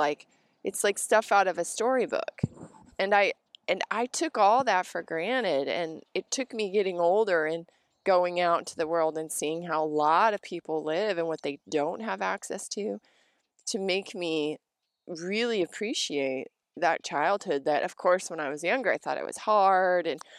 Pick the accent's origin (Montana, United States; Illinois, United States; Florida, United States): Montana, United States; also born or lived in Colorado / Wyoming; You know, I grew up in Montana, Colorado, Wyoming, and Montana, and, you know, my parents gardened